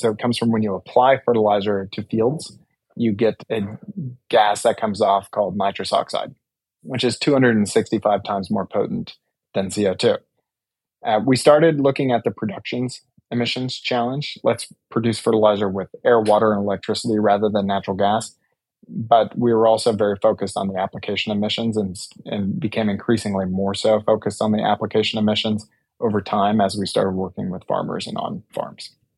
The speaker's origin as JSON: {"language": "English", "area": "Douglas County", "region": "Colorado", "country": "United States", "tie": "born or raised there", "also_born_or_lived": "Denver, Colorado / Boulder, Colorado", "said": "my family is like six or seven generation Coloradan. And I grew up in Douglas County, born in Denver"}